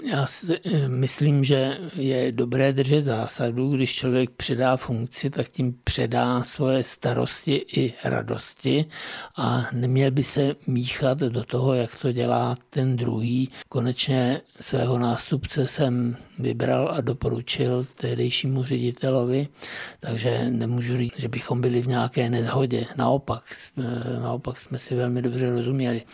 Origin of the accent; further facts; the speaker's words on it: Bohemia, Czechia; also born or lived in České Budějovice, Czech Republic; u nás, v Čechách